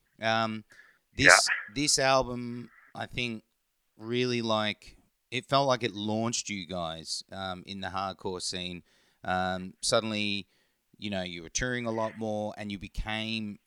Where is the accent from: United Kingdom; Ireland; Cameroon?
United Kingdom; England and Norway; now in Australia; I grew up in England and Norway.